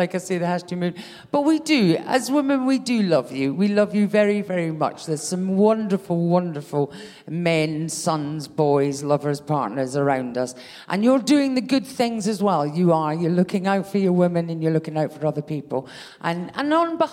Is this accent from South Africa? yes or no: no; Scotland, United Kingdom; "Oh, where are you from?" I said, "Scotland."